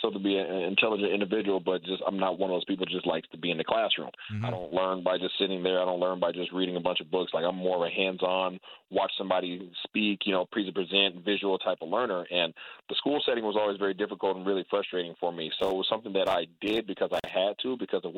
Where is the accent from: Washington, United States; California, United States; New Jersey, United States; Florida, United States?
Washington, United States; Seattle; born and raised in Seattle, Washington, right there in the hood